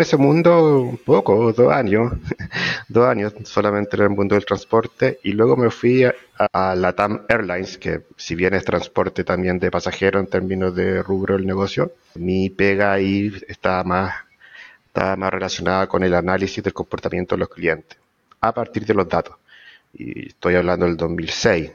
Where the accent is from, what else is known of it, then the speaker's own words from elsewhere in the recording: La Serena, Coquimbo, Chile; moved away as an adult; now in Santiago, Chile; yo soy de La Serena, para empezar, del norte chico. A los 18 años me vine a Santiago a estudiar, ya me quedé acá